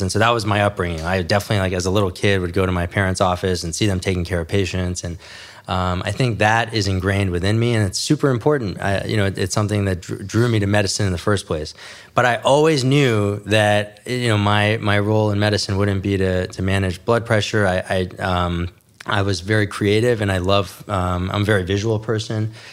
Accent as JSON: {"language": "English", "town": "New York City", "region": "New York", "country": "United States", "tie": "born or raised there", "also_born_or_lived": "New Jersey / Midwest", "moved": "yes", "lives_now": "Los Angeles, United States", "said": "I was born in New York City, raised, uh, in New York City, and then, you know, moved out to New Jersey."}